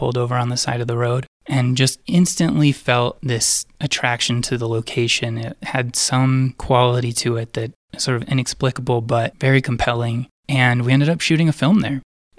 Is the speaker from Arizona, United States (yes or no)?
yes; Arizona, United States; moved away as an adult; also born or lived in Boulder, Colorado / Denver, Colorado; now in Saguache, United States; I grew up in Arizona for the first 18 years of my life, and then I moved to Colorado, went to school in Boulder, and then I lived in Denver for roughly 12 years. Now I'm living in Sawatch part-time as of last June